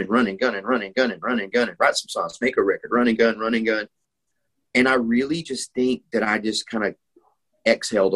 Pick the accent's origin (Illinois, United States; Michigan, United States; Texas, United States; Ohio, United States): Texas, United States; I grew up in Texas